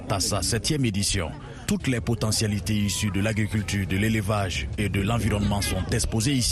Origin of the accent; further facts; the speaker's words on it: Guinea; Euh, en tant que bon Guinéen, en tout cas, on ne peut que se, se réjouir